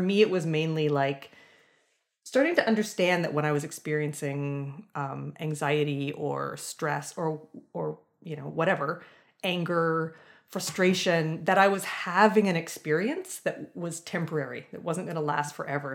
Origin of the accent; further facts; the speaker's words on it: London, Ontario, Canada; I grew up in London, Ontario, so sort of a medium-sized city, um, in Southern Ontario